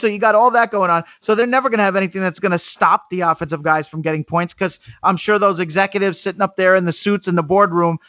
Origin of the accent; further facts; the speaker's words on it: New York, United States; I'm from New York